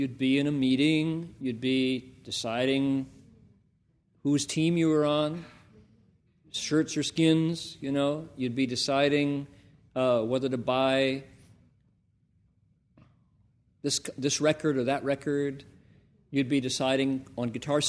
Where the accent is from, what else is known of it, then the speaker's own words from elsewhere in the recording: Toledo, Ohio, United States; also born or lived in Columbus, Ohio; I came from Toledo, Ohio. I was born in Columbus, Ohio.